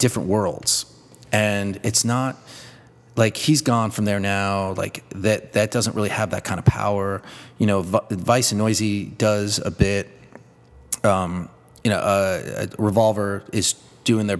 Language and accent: English; Long Island, New York, United States; I'm from Long Island